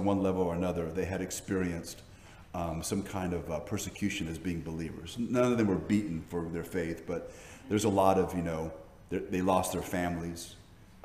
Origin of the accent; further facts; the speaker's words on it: Hawaii, United States; the Asian cultures I was raised in Hawaii